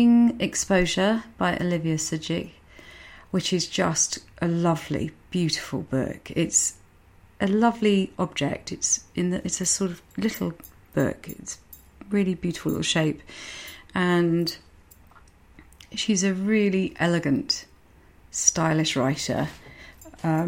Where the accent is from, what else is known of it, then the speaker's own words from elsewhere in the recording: Medway, South East England, United Kingdom; accent: Medway; my very Medway accent